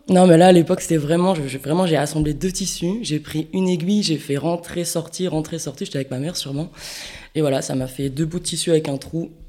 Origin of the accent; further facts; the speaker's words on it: Bayonne, Nouvelle-Aquitaine, France; moved away as an adult; also born or lived in Reims / Paris; now in Landes, France; je suis née à Bayonne, j'ai vécu à Bayonne jusqu'à 18 ans